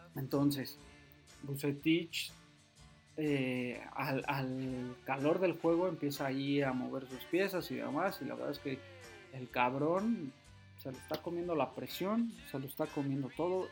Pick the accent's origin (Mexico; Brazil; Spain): Mexico; State of Mexico; yo soy de la Ciudad de México, Estado de México, para ser más preciso